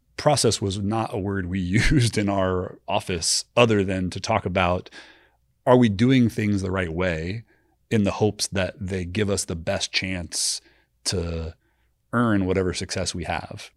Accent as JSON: {"language": "English", "town": "Austin", "region": "Texas", "country": "United States", "tie": "born or raised there", "said": "growing up in Austin"}